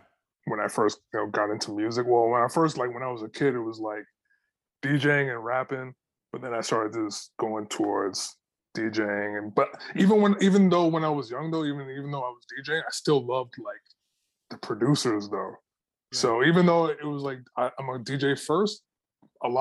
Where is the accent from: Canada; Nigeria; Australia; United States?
Canada; Toronto, Ontario; born or raised there